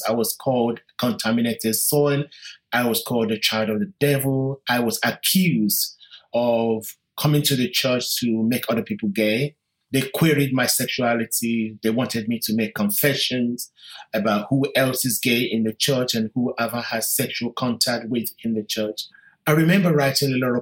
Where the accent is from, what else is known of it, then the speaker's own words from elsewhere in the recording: London, United Kingdom; I am British Nigerian. I was born in London in 1965